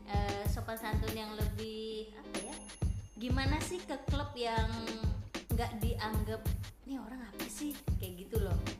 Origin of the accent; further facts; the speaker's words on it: Jakarta, Indonesia; moved away as an adult; now in Bali, Indonesia; Aku lahir dan besar di Jakarta